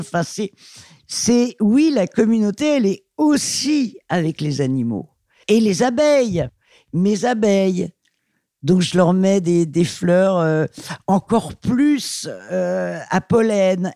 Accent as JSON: {"language": "French", "town": "Paris", "region": "Île-de-France", "country": "France", "tie": "born or raised there", "said": "je suis parisienne, je suis née à Paris"}